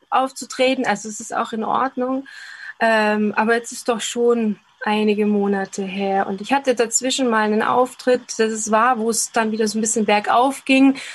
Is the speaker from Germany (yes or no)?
no; Linz, Upper Austria, Austria; Ich habe eben eine Bühnentanzausbildung gemacht lange Jahre in, in Linz in meinem Heimat, ähm, Heimatort